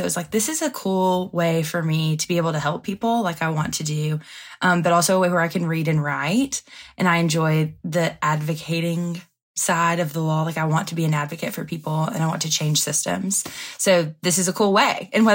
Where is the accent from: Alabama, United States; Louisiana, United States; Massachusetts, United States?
Alabama, United States; Andalusia; I'm from Andalusia, Alabama.